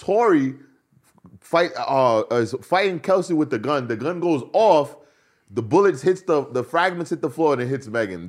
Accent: Rhode Island, United States; No, I'm from the East Coast, Rhode Island.

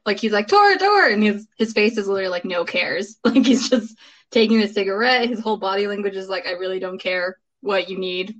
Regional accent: San Francisco, California, United States; I'm from San Francisco.

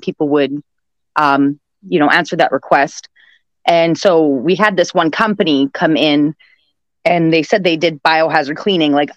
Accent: Winnipeg, Manitoba, Canada; I'm from Winnipeg, Manitoba, and that's located in Canada

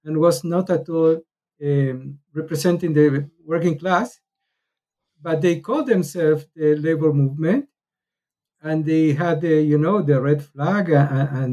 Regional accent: Argentina; now in Israel; I was born in Argentina. I came to Israel in 1972

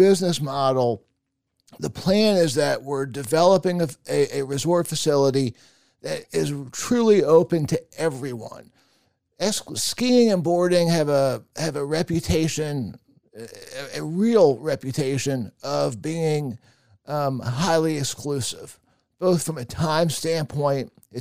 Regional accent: Alexandria, Virginia, United States; I grew up in Alexandria in Fairfax County

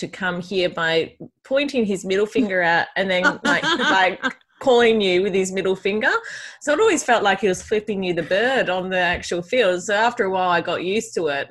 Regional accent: Wagin, Western Australia, Australia; moved away; also born or lived in Narrogin; I'm from a small country town, Wagen originally.

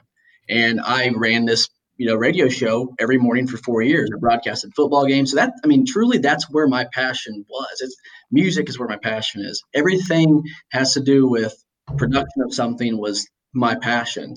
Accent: Indiana, United States; I've got this tie to my hometown

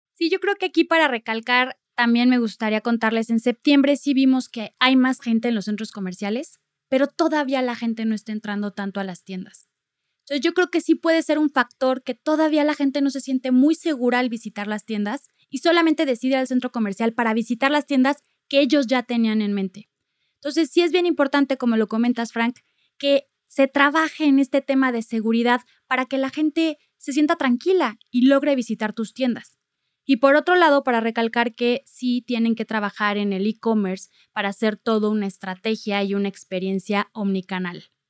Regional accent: Mexico

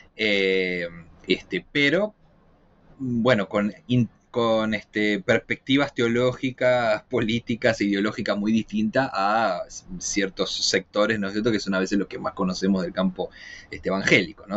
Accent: Argentina; moved away as an adult; now in Chile; soy argentino, pero vivo ya hace ocho años eh, en Chile

